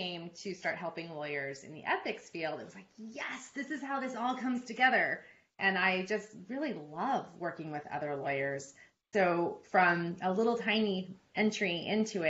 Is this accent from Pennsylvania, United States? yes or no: no; California, United States; moved away as an adult; also born or lived in Oregon / Connecticut / New York / Sydney, Australia; now in Alpharetta, United States; I'm originally from California, born and raised in the same house till I left for college.